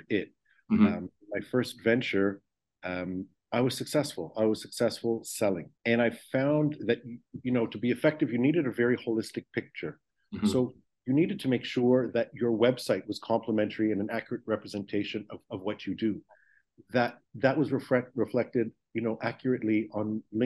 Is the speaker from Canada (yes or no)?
yes; Toronto, Ontario, Canada; moved away as an adult; now in Israel; I'm born and raised in Toronto, Canada